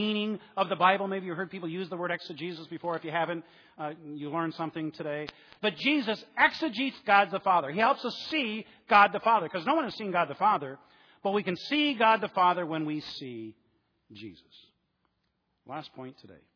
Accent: Flint, Michigan, United States; I'm from Flint.

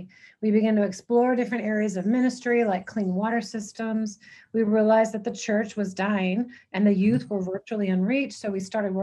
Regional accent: San Antonio, Texas, United States; moved away as an adult; now in Peru; I grew up in San Antonio, Texas.

